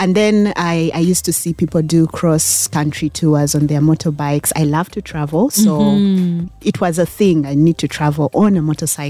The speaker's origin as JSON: {"language": "English", "town": "Entebbe", "region": "Central Region", "country": "Uganda", "tie": "born or raised there", "also_born_or_lived": "Kampala"}